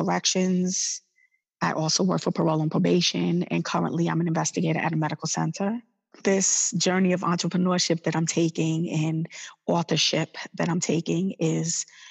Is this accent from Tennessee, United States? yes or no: no; New York City, New York, United States; moved away as an adult; now in Maryland, United States; I'm originally from New York City, and I relocated to Maryland about 16 years ago with my son